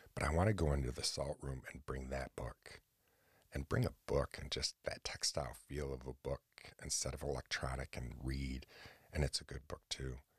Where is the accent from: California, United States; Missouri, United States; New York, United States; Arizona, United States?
New York, United States; Central; here in Asperger, New York